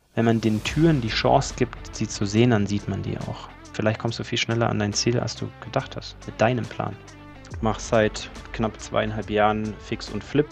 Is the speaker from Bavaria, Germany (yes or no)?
yes; Allgäu, Bavaria, Germany; moved away as an adult; also born or lived in Australia / Dubai / Mallorca; ich bin auf dem Bauernhof aufgewachsen, kleiner Bauernhof mitten in den Bergen in, im, im Allgäu, also im tiefsten, im tiefsten Allgäu